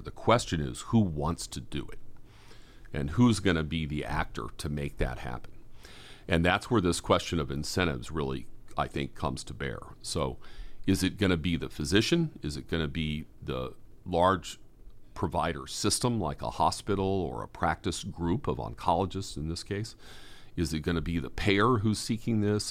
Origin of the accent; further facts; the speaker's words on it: Boston, Massachusetts, United States; I'm a Bostonian